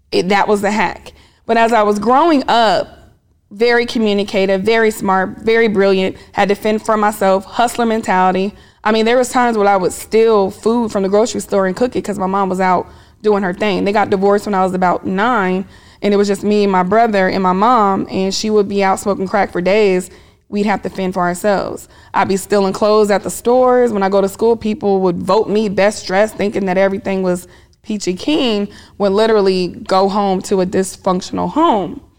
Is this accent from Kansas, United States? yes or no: yes; Topeka, Kansas, United States; also born or lived in Germany; now in Atlanta, United States; Born in Germany because I was in the military lived all over, but I claim Kansas, Topeka, Kansas to be exact.